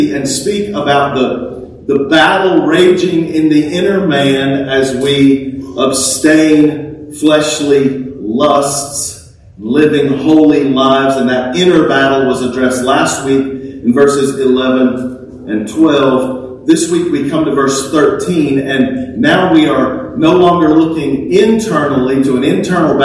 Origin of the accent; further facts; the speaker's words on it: Texas, United States; we're American, right? We're even Texans